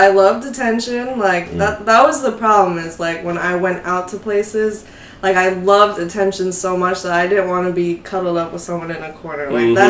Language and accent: English; Texas, United States; now in New York, United States; Yeah, so I came from Texas. I just came out here to New York, like, by myself, didn't know anyone.